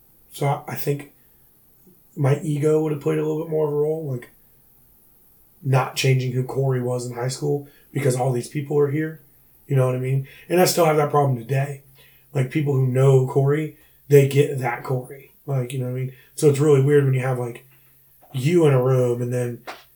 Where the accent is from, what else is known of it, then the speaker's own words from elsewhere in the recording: Brunson, South Carolina, United States; moved away as an adult; also born or lived in Charleston, South Carolina; originally from Brunson, South Carolina.